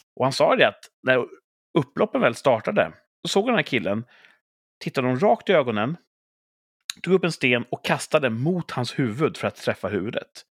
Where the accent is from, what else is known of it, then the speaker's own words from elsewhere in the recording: Sweden; vi är svenskar